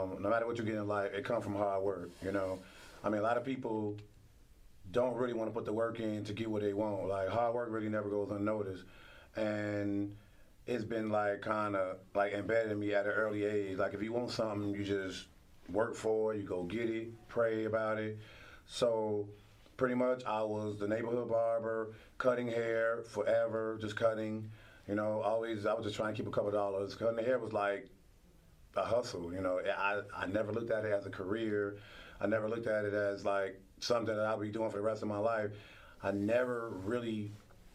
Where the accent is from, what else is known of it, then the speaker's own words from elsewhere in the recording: Chicago, Illinois, United States; I'm from Douglas Park, North Lawndale, west side of Chicago. I grew up 3221, 13th from Troy